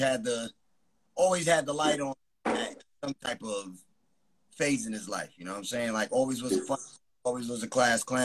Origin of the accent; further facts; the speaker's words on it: New Rochelle, New York, United States; I'm from New Rochelle, New York.